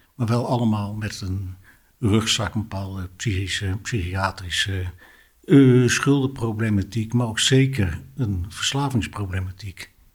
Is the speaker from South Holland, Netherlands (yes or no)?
yes; Delft, South Holland, Netherlands; now in Amersfoort, Netherlands; ik ben eh, geboren in Delft en vind wat omzwervingen in het Amersfoortse uh, terecht